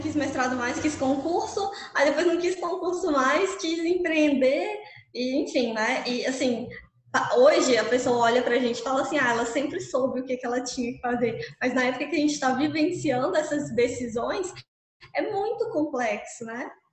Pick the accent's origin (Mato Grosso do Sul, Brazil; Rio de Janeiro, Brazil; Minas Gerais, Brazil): Minas Gerais, Brazil; Mariana; eu sou mineirinha mesmo, sou aqui do interior de Minas, de uma cidade que chama Mariana